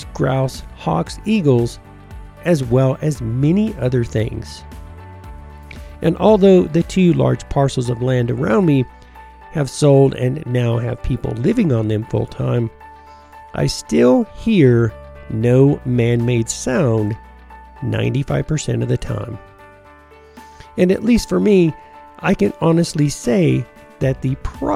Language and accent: English; United States; also born or lived in Tennessee / Georgia / Colorado; I grew up in Tennessee and Georgia